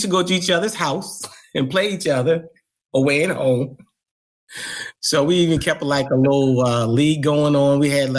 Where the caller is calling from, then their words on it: Felton, Delaware, United States; I am calling from Felton, Delaware.